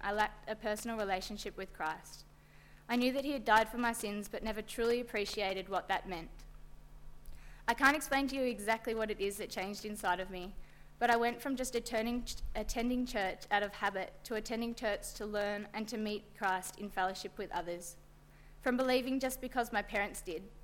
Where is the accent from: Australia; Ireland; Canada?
Australia; Bendigo, Victoria; In my hometown of Bendigo, I grew up in a small